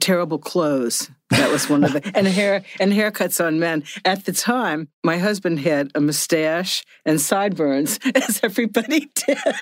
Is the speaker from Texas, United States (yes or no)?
no; Cincinnati, Ohio, United States; I grew up in Cincinnati, Ohio, which was one of the enclaves of the John Birch Society